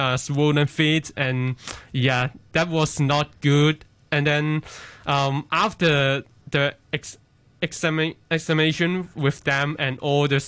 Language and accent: English; Hong Kong; I was born in Hong Kong and, yeah, made in Hong Kong